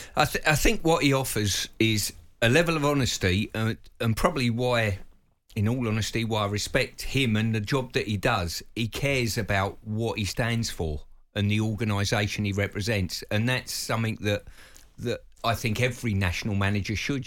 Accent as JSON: {"language": "English", "region": "England", "country": "United Kingdom", "said": "we as English fans"}